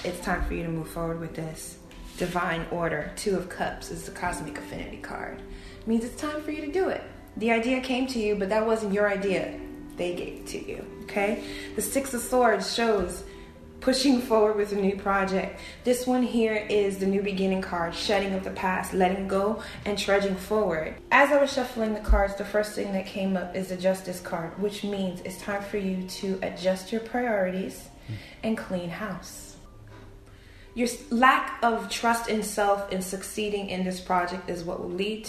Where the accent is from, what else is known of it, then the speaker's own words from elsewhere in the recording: Brooklyn, New York, United States; I grew up in Brooklyn, New York.